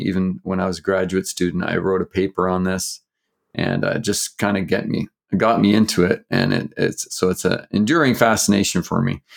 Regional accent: Canada; I grew up in Canada, I'm Canadian

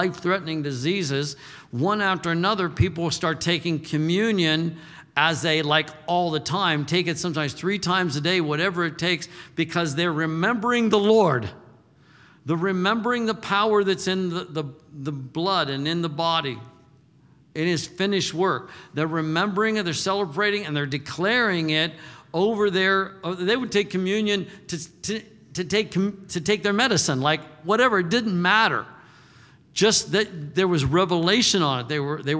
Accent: Texas, United States; I says, I'm from Texas, and it's not weird to hunt.

